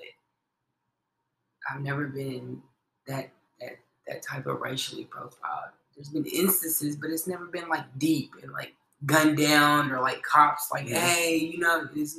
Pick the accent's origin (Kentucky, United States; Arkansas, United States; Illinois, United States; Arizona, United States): Kentucky, United States; Henderson; Yeah. Oh, it's a very, very small town in Kentucky. Like I said, it's a very small town. Like, Henderson is like this.